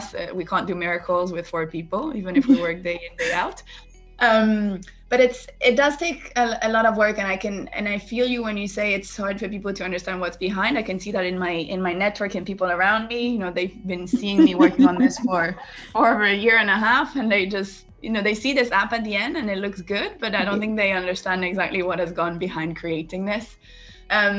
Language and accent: English; Monaco; moved away as an adult; also born or lived in United States; I come from Monaco, which is a small country